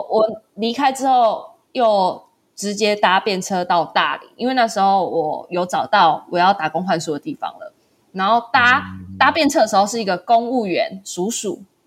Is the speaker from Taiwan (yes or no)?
yes; Taiwan; 因为我嗯。是台湾人